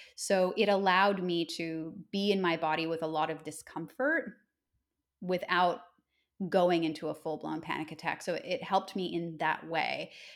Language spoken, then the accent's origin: English; Nova Scotia, Canada; moved away as an adult; now in Australia; I grew up in Nova Scotia